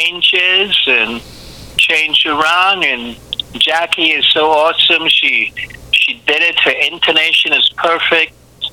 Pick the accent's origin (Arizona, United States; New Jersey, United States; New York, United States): New York, United States; also born or lived in Trinidad and Tobago; now in Florida, United States; I grew up in New York.